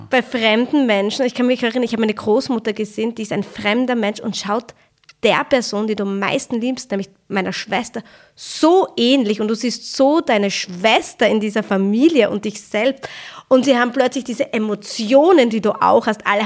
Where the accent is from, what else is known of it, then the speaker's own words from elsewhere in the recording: Austria; woher kommt ihr? Und ich so, ja, aus Österreich.